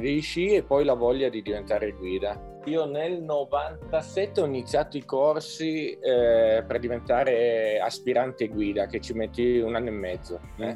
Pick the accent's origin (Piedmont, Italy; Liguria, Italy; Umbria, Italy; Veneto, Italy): Piedmont, Italy; Novalesa; also born or lived in Turin; sono nato a Torino, però vivo qua a Novalesa da sempre